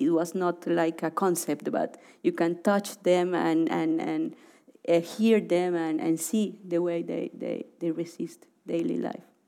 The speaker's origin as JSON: {"language": "English", "town": "Cali", "region": "Valle del Cauca", "country": "Colombia", "tie": "born or raised there", "also_born_or_lived": "Orinoco region", "moved": "as an adult", "said": "I grew up in Cali"}